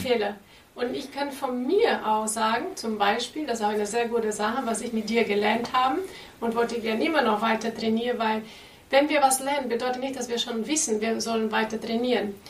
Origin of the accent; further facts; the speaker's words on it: Brazil; German is a second language; also born or lived in Portugal; now in Germany; lebe in Deutschland, bin ich in Brasilien geboren